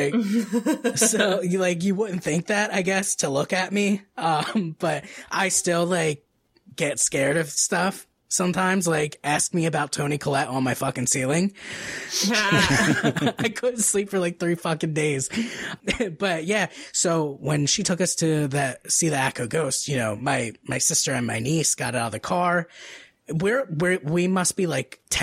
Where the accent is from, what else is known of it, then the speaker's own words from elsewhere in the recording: New Jersey, United States; I'm from New Jersey.